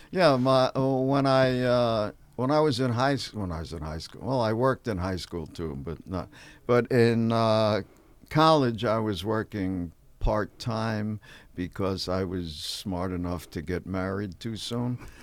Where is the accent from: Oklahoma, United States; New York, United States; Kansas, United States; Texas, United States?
New York, United States; New York City; moved away as an adult; also born or lived in Peoria, Illinois; now in Los Angeles, United States; I'm from New York